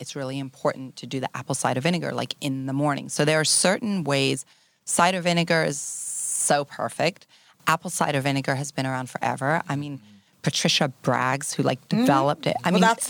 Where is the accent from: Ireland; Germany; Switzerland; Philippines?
Switzerland; born there; also born or lived in Europe / Asia; I was born in Switzerland. I grew up in Europe. I'm French and I'm English. I've spent a lot of time throughout Asia.